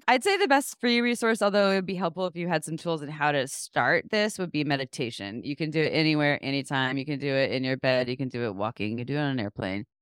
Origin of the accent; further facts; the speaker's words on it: Santa Cruz, California, United States; I actually did receive comprehensive sex education growing up in Santa Cruz